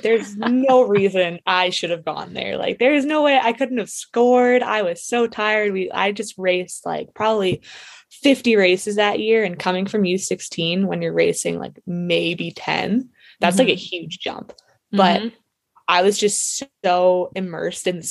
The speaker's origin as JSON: {"language": "English", "town": "Whistler", "region": "British Columbia", "country": "Canada", "tie": "born or raised there", "said": "growing up in Whistler"}